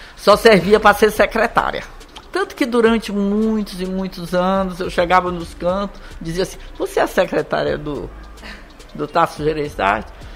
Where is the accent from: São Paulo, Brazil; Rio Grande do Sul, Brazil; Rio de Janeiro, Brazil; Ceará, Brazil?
Ceará, Brazil; moved away; eu voltei para o Ceará, fiz faculdade